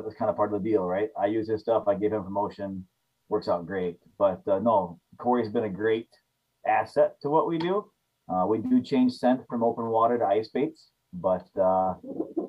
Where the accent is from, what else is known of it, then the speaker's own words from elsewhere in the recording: Sigourney, Iowa, United States; also born or lived in central Wisconsin; now in Wisconsin, United States; Southeast Iowa, a little town called Sigourney.